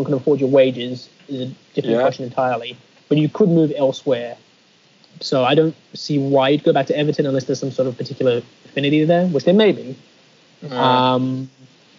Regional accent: Australia; born or raised there

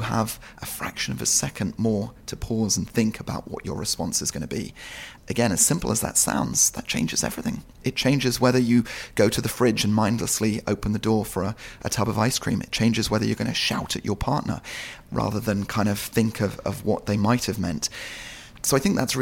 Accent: Marlow, South East England, United Kingdom; also born or lived in London; we moved when I was very young to a little town called Marlow on the River Thames

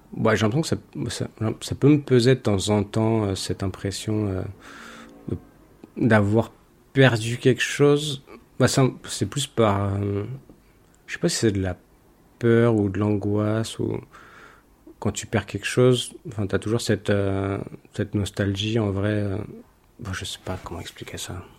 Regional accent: France; also born or lived in London; now in Madrid, Spain; j'ai quitté la France, c'est pas pour influencer euh, ce qui se passe dans mon pays

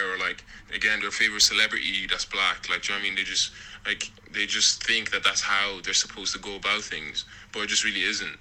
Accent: Ireland; growing up in Ireland

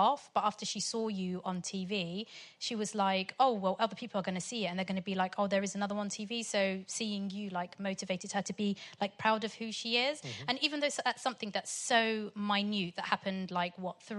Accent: Portsmouth, South East England, United Kingdom; also born or lived in Sudan; I'm from Pompey.

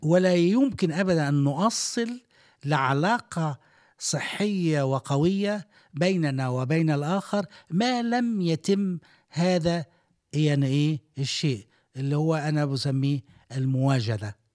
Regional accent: Egypt; now in Dubai, United Arab Emirates; عندنا في مصر

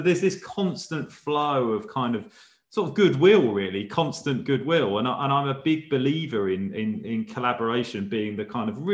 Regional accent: Chelmsford, East of England, United Kingdom; I'm from Chelmsford in Essex

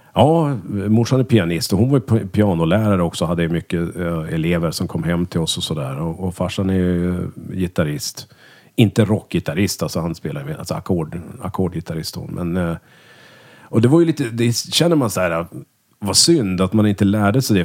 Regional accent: Örnsköldsvik, Västernorrland County, Sweden; moved away; also born or lived in Umeå; vi är ju eh, från Örnsköldsvik då. Växte upp tillsammans från lekisåldern och gick i samma klass hela skolgången.

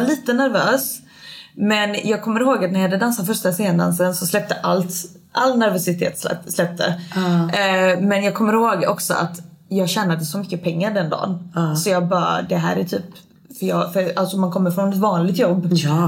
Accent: Småland, Sweden; moved away as an adult; jag kommer från Småland egentligen, så jag flyttade med mitt ex upp hit

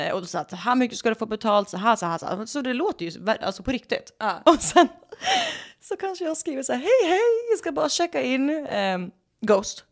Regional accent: Sweden; accent: Swedish; moved away as an adult; now in Los Angeles, United States

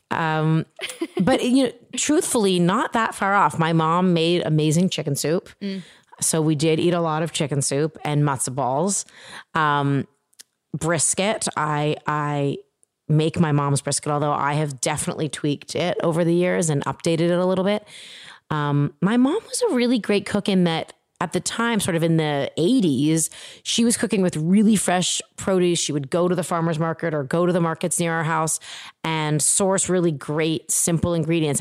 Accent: Toronto, Ontario, Canada; moved away; I grew up in Toronto, Canada.

